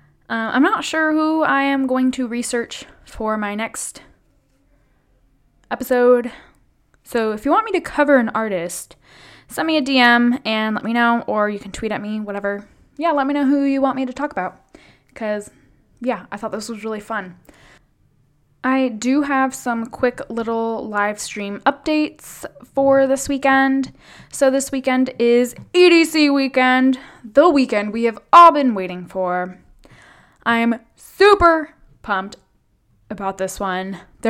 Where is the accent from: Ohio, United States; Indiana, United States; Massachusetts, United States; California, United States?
California, United States; I'm like from the Bay Area, like I live in San Francisco.